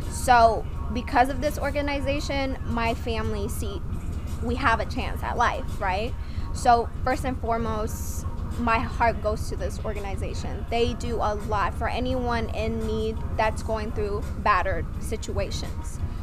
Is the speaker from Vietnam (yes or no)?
yes; Vietnam; English is a second language; now in United States; I'm from Vietnam. I've been in America for 12 years.